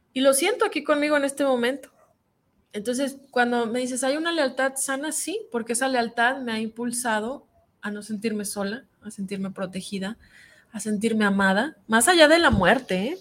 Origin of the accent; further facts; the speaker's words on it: Sierra de Sinaloa, Mexico; moved away; yo vengo de la sierra de Sinaloa, donde no conoce uno ni las chanclas, donde no hay comida, no había luz, andábamos llenas de piojos